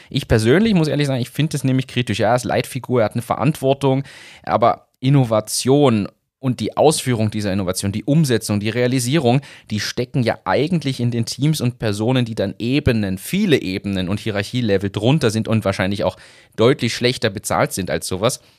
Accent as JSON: {"language": "German", "country": "Germany", "also_born_or_lived": "Upper Austria", "moved": "yes", "lives_now": "Austria", "said": "Als Deutscher"}